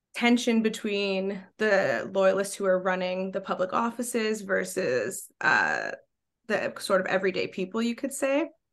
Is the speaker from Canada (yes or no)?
yes; Quebec, Canada; I grew up in Quebec